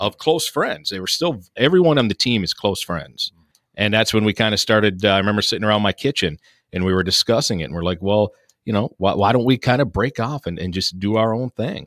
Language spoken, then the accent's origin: English; Sault Ste. Marie, Michigan, United States; also born or lived in Mount Pleasant, Michigan; right here in Sault Ste. Marie, Michigan, where we are still located. Grew up here, graduated high school from here